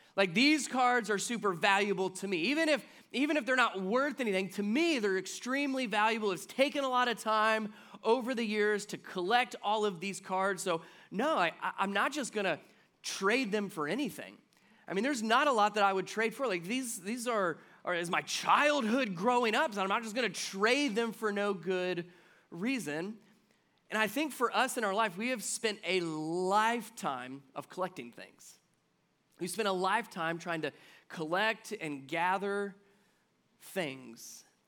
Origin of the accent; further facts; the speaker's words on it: Cincinnati, Ohio, United States; I grew up in Cincinnati